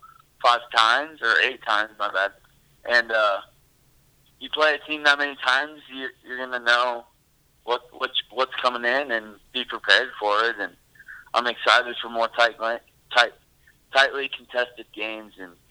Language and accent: English; Storm Lake, Iowa, United States; born and raised in Storm Lake. I've been here my whole life